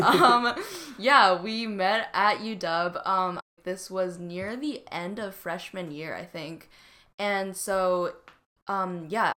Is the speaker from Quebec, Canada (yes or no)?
no; Vancouver, British Columbia, Canada; moved away as an adult; now in Seattle, United States; I grew up in Vancouver, B C